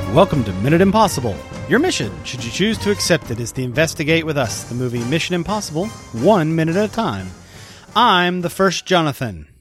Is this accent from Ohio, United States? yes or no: no; Chicago, Illinois, United States; I'm from Chicago